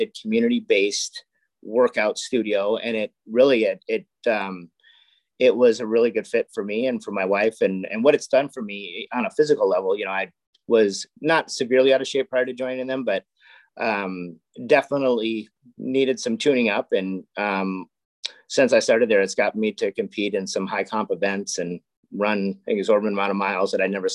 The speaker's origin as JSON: {"language": "English", "area": "Castro Valley", "region": "California", "country": "United States", "tie": "born or raised there", "lives_now": "Livermore, United States", "said": "I grew up in Cache Valley, which is kind of in between San Francisco and Livermore."}